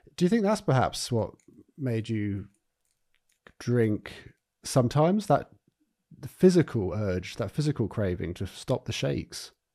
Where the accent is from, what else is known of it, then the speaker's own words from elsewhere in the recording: Eastbourne, South East England, United Kingdom; now in Brighton, United Kingdom; Eastbourne, and that, you know, that's, um, that's my hometown. And, uh, I don't live there anymore, but I'm, I'm in Brighton.